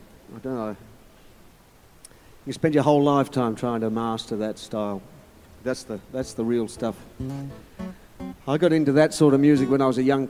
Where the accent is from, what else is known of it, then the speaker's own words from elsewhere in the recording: Malmesbury, Victoria, Australia; moved away; also born or lived in Melbourne; So I'm from Central Victoria. I grew up in Malmesbury, that's where I'm from.